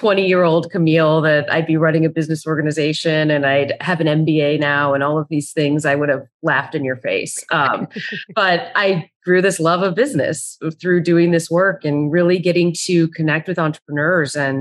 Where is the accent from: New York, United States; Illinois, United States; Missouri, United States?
Illinois, United States; right outside of Chicago; I grew up right outside of Chicago